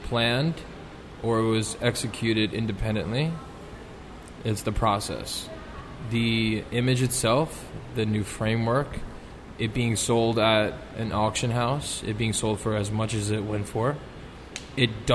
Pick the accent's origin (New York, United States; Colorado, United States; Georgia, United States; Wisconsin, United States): New York, United States; New York City; I'm the only real New Yorker in this room